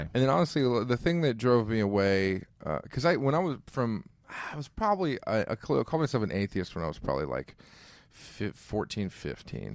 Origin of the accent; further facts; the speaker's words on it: Ohio, United States; I'm from Ohio